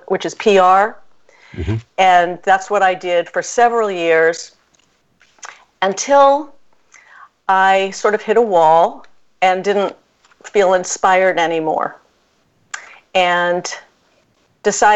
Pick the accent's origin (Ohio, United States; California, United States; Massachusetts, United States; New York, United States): Massachusetts, United States; Boston; also born or lived in Brookline, Massachusetts; I grew up in Jamaica Plain, Massachusetts, mm-hmm. and Brookline, Massachusetts